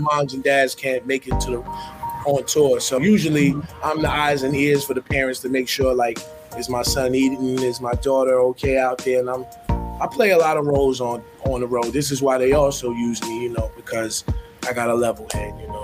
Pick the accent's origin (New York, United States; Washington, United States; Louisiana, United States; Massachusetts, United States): New York, United States; New York City; Where I'm from, I'm from Harlem. We, we weren't raised to copy